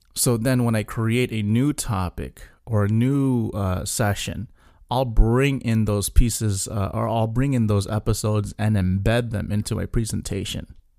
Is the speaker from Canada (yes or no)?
no; South Florida, United States; coming from South Florida